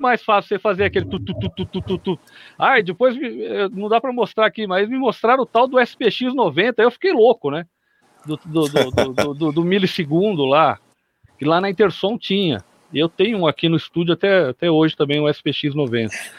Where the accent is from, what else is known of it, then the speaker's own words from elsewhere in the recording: São Carlos, São Paulo, Brazil; Eu sou de São Carlos, aqui no interior de São Paulo